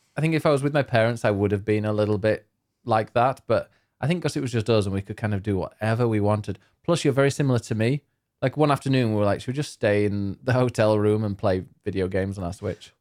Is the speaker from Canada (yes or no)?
no; United Kingdom; we're very British